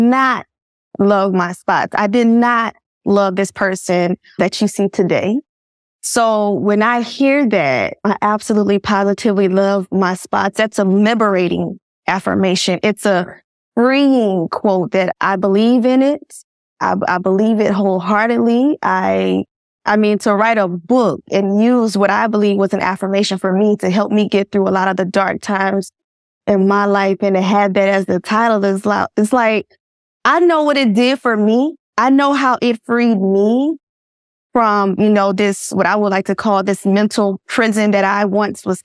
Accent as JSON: {"language": "English", "region": "Georgia", "country": "United States", "tie": "born or raised there", "said": "I am born and raised in Georgia. I'm from Georgia."}